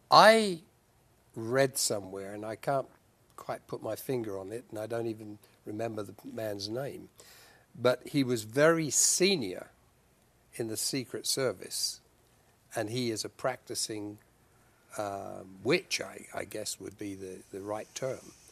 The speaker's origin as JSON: {"language": "English", "country": "United Kingdom", "moved": "yes", "said": "as a British person, uh, although I don't live there now, but as a British person, I was personally glad to see them get out of the European Union"}